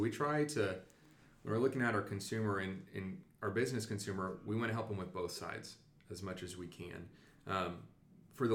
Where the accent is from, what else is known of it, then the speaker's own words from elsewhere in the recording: Wichita, Kansas, United States; moved away as an adult; now in Liberal, United States; I'm a native of Kansas. I was born and raised in Wichita